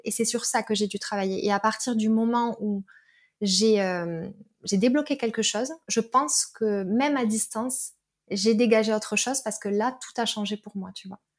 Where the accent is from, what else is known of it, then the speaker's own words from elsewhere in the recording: Perpignan, Occitania, France; now in Toulouse, France; j'habite à Toulouse, je suis originaire de Perpignan